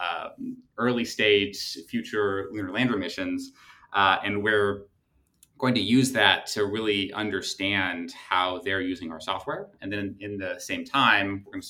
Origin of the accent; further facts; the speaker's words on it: St. Louis, Missouri, United States; I grew up in St. Louis, Missouri